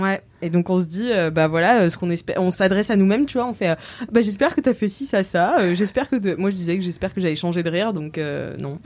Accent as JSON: {"language": "French", "town": "Nantes", "region": "Pays de la Loire", "country": "France", "moved": "yes", "lives_now": "Paris, France", "said": "je suis nantaise"}